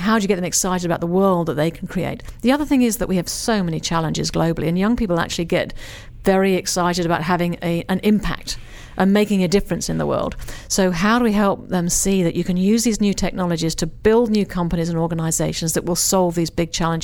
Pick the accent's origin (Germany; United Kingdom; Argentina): United Kingdom; England; now in Australia; I'm an English person